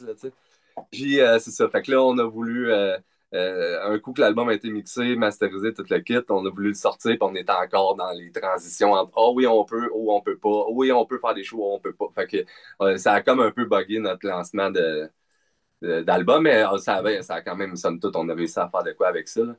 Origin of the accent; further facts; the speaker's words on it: Sherbrooke, Quebec, Canada; also born or lived in Montreal / Drummondville; de Sherbrooke, on va dire. Euh, passé la majorité de mon temps dans le coin, là, en Estrie